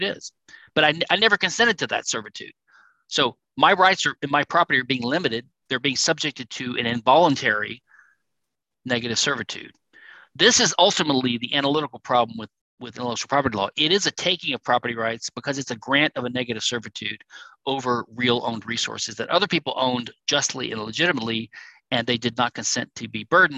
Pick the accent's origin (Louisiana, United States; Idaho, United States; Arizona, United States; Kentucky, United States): Louisiana, United States; Louisiana, my home state